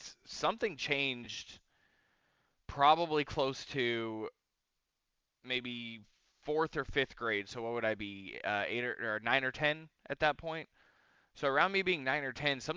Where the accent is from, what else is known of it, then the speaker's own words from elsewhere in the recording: California, United States; also born or lived in Mexico / Houston, Texas; So I come back to California